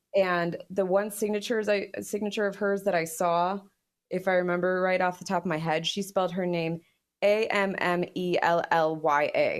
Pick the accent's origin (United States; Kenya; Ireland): United States; as an American